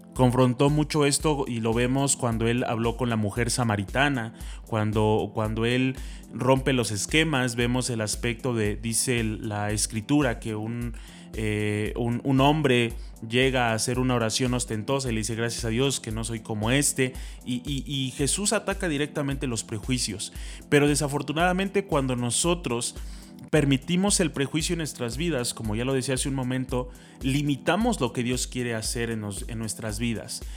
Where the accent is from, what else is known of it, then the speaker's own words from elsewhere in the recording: a town in the state of Puebla, Mexico; nosotros no somos de la ciudad de Puebla, venimos de un pueblo del estado de Puebla, aunque suene muy redundante pero pues obviamente somos, somos poblanos